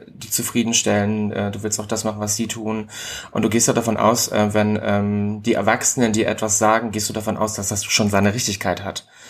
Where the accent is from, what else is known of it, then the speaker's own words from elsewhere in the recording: Ribnitz-Damgarten, Mecklenburg-Vorpommern, Germany; now in Berlin, Germany; Also geboren bin ich in, Rib, äh, in Ribnitz-Dammgarten in Mecklenburg-Vorpommern